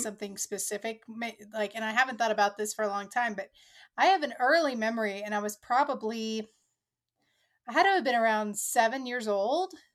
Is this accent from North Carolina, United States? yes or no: no; Oklahoma, United States; because I'm from the Midwest, I'm from Oklahoma